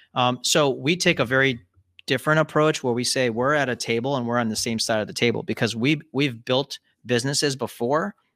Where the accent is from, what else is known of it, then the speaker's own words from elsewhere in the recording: Columbus, Ohio, United States; also born or lived in Cincinnati, Ohio / Chicago, Illinois; I'm actually speaking from Columbus, Ohio, and pretty much grew up here.